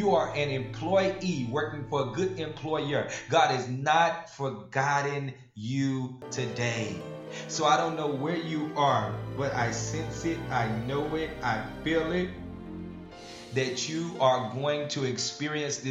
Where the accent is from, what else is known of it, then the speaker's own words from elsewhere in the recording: Farmerville, Louisiana, United States; moved away; my hometown, it's Farmerville, Louisiana